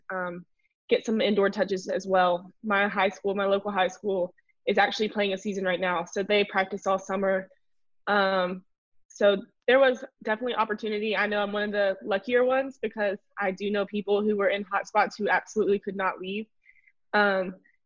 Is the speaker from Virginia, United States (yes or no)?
no; Bay Minette, Alabama, United States; moved away as an adult; I'm from South Alabama. About 5 hours away, Baymanette